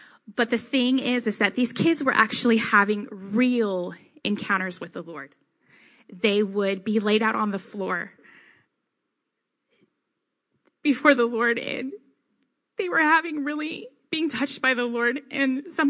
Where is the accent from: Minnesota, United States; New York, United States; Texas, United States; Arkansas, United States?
Texas, United States; Denton; growing up in Texas